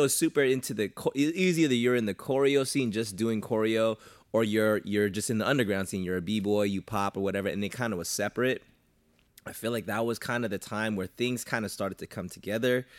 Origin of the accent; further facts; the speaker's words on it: Southern California, United States; I'm from SoCal